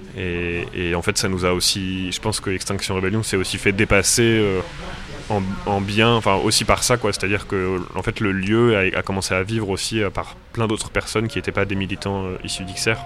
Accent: Marne, Grand Est, France; moved away as an adult; now in Paris, France; Moi j'ai grandi donc euh, dans la Marne, euh, à côté Pernets, dans un milieu du coup plutôt viticole et agricole.

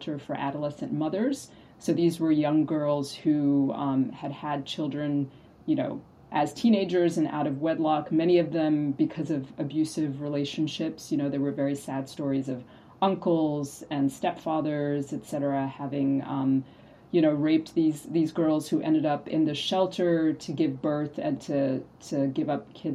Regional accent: Abidjan, Côte d’Ivoire; moved away; also born or lived in Ethiopia / United States; I was born in Ethiopia, in East Africa. I grew up in West Africa in a country named Côte d'Ivoire, in a city named Abidjan.

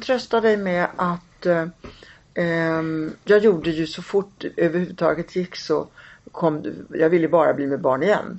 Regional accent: Rome, Lazio, Italy; now in Sweden; jag är själv född i Rom

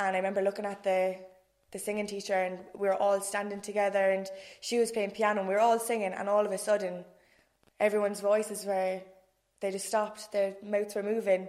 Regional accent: Cork, Munster, Ireland; I'm 26, from Dublin Hill. Posh Nori, as you might say

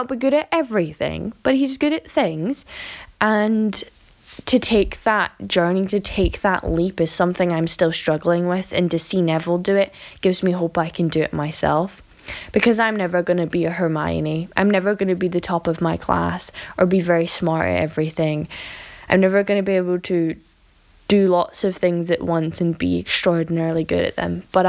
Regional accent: Scotland, United Kingdom; Hey Vanessa and Casper … I'm from Scotland.

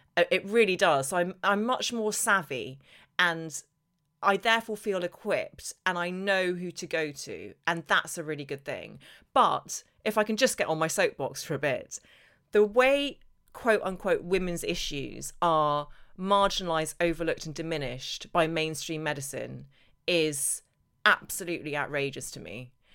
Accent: Northern Ireland, United Kingdom; I grew up in Northern Ireland where there was barely any sunshine

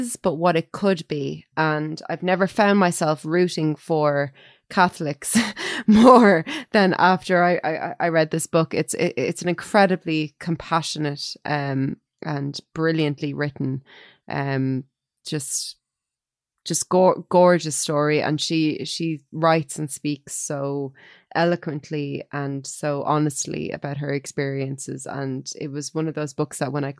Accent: Ireland; as an Irish person

